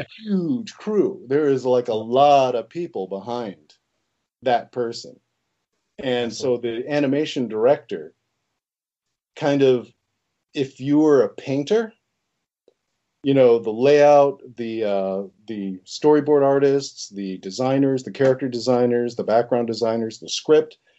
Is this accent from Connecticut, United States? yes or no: yes; Connecticut, United States; the Italian half is from Connecticut, and that's where I grew up was in Connecticut